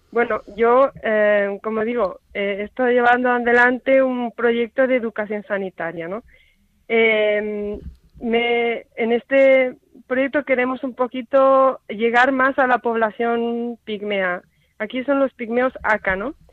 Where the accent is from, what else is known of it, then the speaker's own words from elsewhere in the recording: Spain; una hermana de Zambia y yo que soy española.